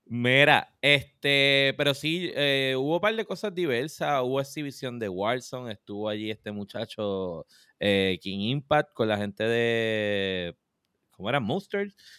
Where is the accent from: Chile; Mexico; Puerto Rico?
Puerto Rico